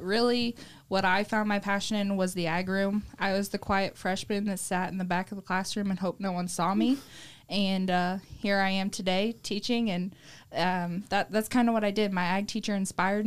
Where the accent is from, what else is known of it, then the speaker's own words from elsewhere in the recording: ROWVA High School area, Illinois, United States; I graduated from Rova High School, not too far from here.